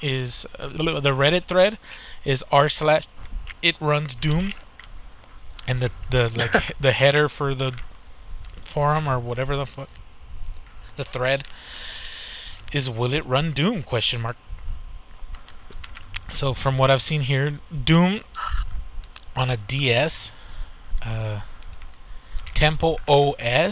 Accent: United States; We're American

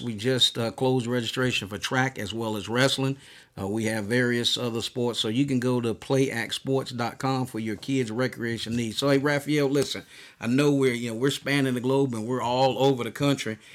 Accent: United States; growing up in the United States

